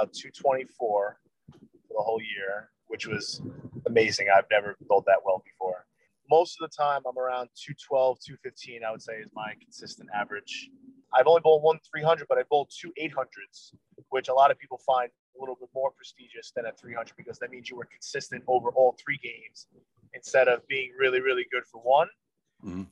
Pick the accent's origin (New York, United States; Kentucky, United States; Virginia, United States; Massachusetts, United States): New York, United States; Levittown; also born or lived in Long Beach, New York; I grew up in Levittown on Long Island, right in the middle of Long Island.